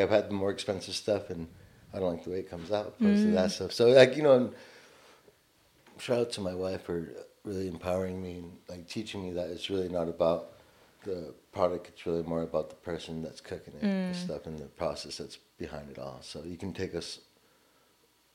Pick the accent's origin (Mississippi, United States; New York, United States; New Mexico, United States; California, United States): California, United States; Long Beach; I'm from Long Beach, California.